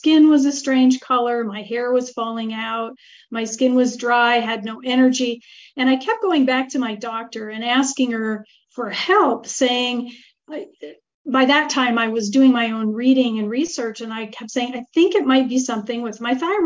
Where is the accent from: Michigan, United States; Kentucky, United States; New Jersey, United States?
Michigan, United States; Marquette; born or raised there; moved away as an adult; now in Italy